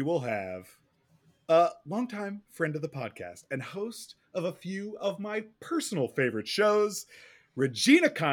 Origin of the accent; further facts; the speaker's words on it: Pennsylvania, United States; moved away; also born or lived in Los Angeles; as a child growing up in Pennsylvania.